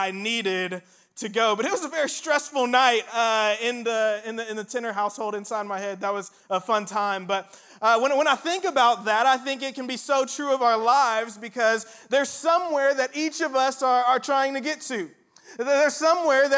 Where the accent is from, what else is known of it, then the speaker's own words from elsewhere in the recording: Indiana, United States; moved away as an adult; also born or lived in Starkville, Mississippi; I'm originally from Indiana